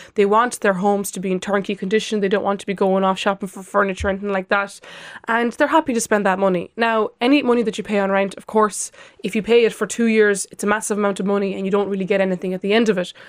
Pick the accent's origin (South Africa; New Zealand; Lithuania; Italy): Lithuania; now in Ireland; I am from Lithuania, and I spent Christmas there, and my parents live in an apartment